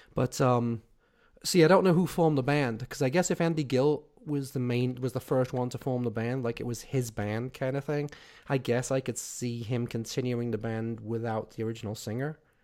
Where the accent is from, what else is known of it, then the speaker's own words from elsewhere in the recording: Liverpool, North West England, United Kingdom; I'm from Liverpool